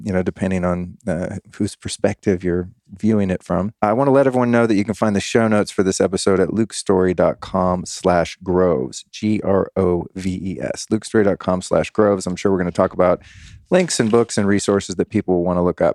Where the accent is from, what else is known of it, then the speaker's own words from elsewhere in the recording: California, United States; moved away as an adult; now in Texas, United States; I'm an old school Californian liberal at heart